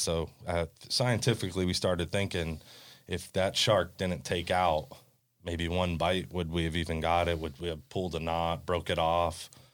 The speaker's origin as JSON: {"language": "English", "town": "Hollywood", "region": "Florida", "country": "United States", "tie": "born or raised there", "said": "growing up in Hollywood, every single house is right on top of each other"}